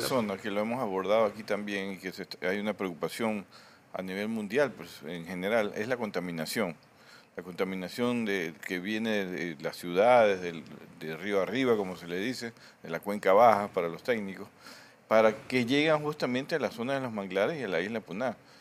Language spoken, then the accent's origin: Spanish; Guayaquil, Guayas, Ecuador; como guayaquileños